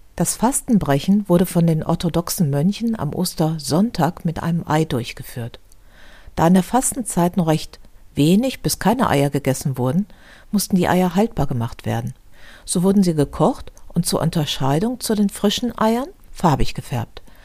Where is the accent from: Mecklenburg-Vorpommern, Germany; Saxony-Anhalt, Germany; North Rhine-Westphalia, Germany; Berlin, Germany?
North Rhine-Westphalia, Germany; Düsseldorf; In meiner Heimatstadt Düsseldorf